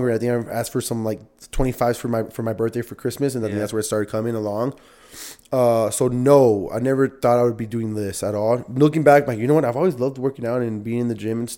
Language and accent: English; Northeast, United States; so I grew up playing soccer in the Northeast